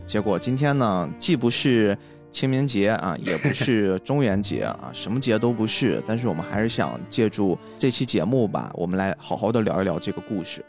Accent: China; 作为一个中国人来说

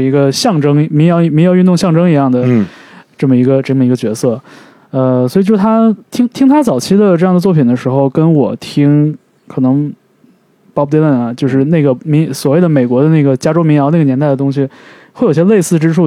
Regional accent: northern China, China; now in California, United States; 家在北方

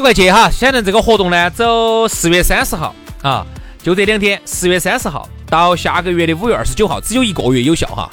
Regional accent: Sichuan, China; accent: Sichuanese; 按照我们四川话来说

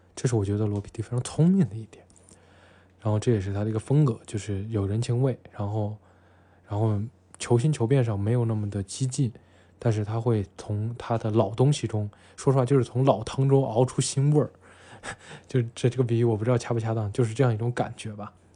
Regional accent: Xi'an, Shaanxi, China; 西安啊，我的故乡，就我现在生活这个城市，西安

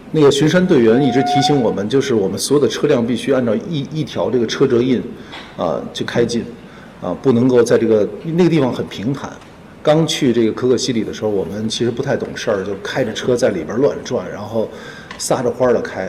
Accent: Xinjiang, China; 因为我生在，生在西北吧，生在新疆

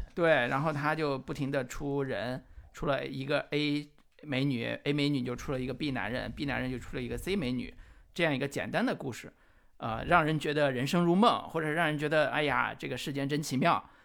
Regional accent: Henan, China; 我们河南话

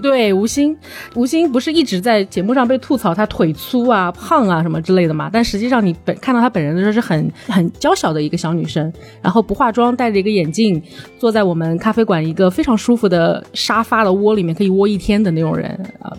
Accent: Changsha, Hunan, China; 从小生活在长沙

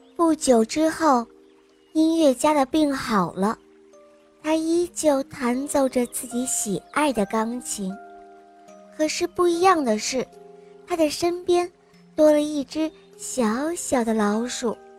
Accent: Nanjing, Jiangsu, China; 我今年四岁了，我来自南京

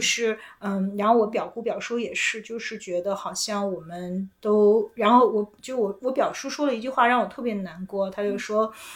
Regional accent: Beijing, China; 我就是在北京长大，就是我嗯。的identity是一个土生土长的北京人

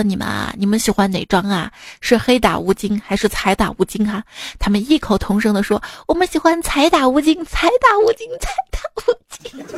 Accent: Hubei, China; 每次我听成了“爱与不爱间来碗热干面”，原谅我湖北人。

